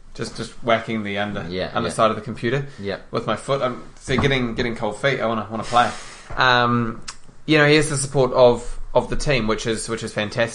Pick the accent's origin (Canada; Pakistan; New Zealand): New Zealand; No, I mean, either way, we are just, as Kiwi football fans, ecstatic.